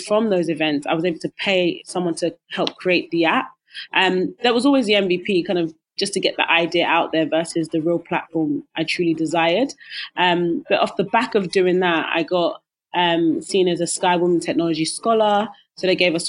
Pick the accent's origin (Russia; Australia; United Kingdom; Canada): United Kingdom; London; I grew up in East London